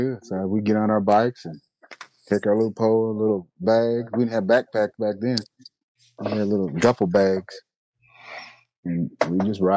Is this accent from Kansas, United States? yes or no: yes; Kansas, United States; I'm from Kansas.